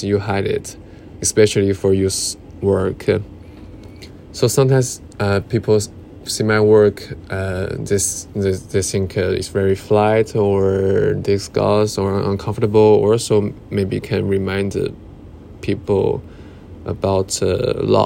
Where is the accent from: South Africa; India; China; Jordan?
China; English is a second language; moved away as an adult; now in London, United Kingdom; when I'm more far away from my hometown or China